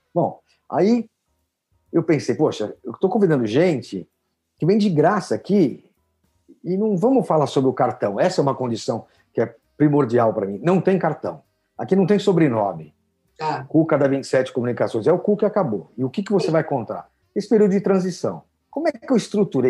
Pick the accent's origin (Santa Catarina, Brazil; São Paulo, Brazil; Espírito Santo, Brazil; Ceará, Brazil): São Paulo, Brazil; paulistano, aqui da, da Gema